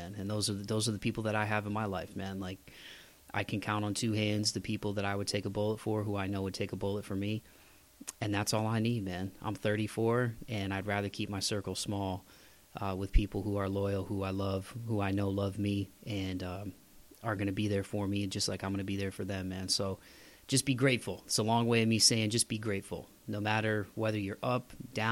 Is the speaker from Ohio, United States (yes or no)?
yes; Ohio, United States; growing up in the Midwest in Ohio